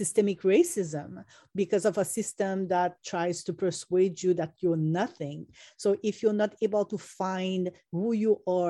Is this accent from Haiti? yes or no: yes; Port-au-Prince, Ouest, Haiti; I come from Port-au-Prince, Haiti